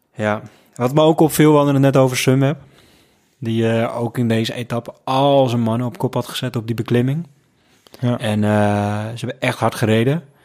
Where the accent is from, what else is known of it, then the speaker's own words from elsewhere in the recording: Netherlands; ik als Hollander